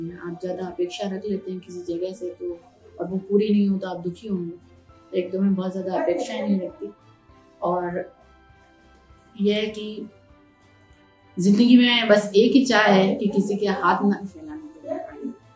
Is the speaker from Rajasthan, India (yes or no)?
yes; Udaipur, Rajasthan, India; also born or lived in Mumbai; मेरा जन्म वैसे बॉम्बे में हुआ और मैं सीनियर के जी तक मैं बॉम्बे में मेरी स्टडी हुई और उसके बाद फर्स्ट से मेरी जो एजुकेशन है वो सारी उदयपुर में रह कर हुई